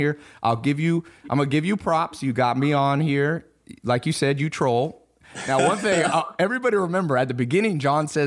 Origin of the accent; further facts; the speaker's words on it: West Coast, United States; I'm from the West Coast